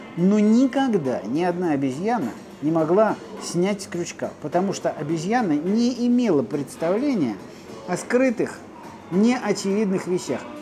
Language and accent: Russian; Lipetsk, Lipetsk Oblast, Russia; Я коренной липчанин. Я там родился, я эту липецкую воду, пьюсь с детства